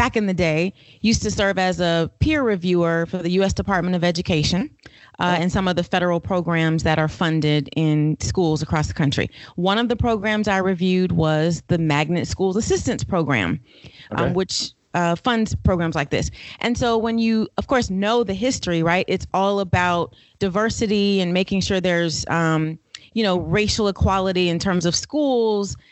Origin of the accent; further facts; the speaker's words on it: Florida, United States; moved away as an adult; now in Atlanta, United States; Born and raised in Florida, came to Atlanta to go to college and never went back